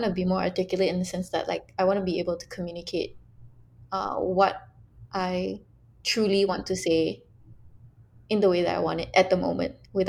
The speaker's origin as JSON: {"language": "English", "country": "Malaysia", "said": "my love for being Malaysian."}